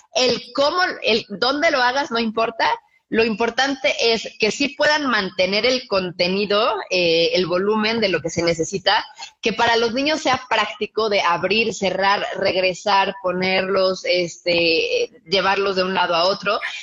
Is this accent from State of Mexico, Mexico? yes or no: no; Cuernavaca, Morelos, Mexico; nosotros somos de Cuernavaca y vivíamos en una casa muy grande